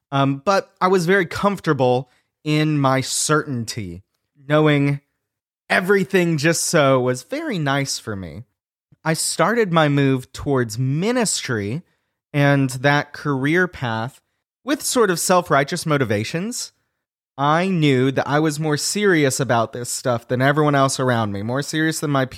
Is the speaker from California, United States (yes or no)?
no; Pensacola, Florida, United States; now in Atlanta, United States; So I am a Southerner. I am living in the South right now. Okay. Me and my family are in Atlanta. My wife and I are both originally from Pensacola, Florida. So Northwest Florida, also known as LA, Lower Alabama.